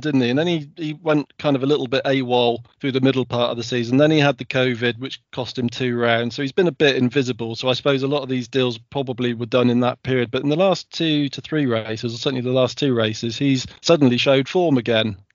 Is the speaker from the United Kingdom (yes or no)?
yes; United Kingdom; as a British fan